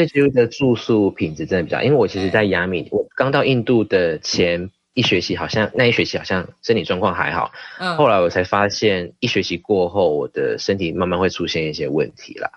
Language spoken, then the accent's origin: Chinese; Kaohsiung, Taiwan; moved away as an adult; also born or lived in Philippines / India; 我刚好是在凤山，所以，呃，高雄人